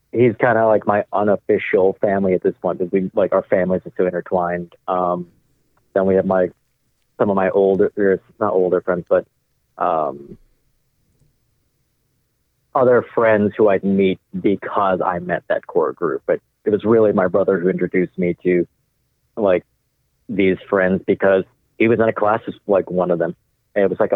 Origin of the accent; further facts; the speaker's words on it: Los Angeles, California, United States; the neighborhood I grew up in, Echo Park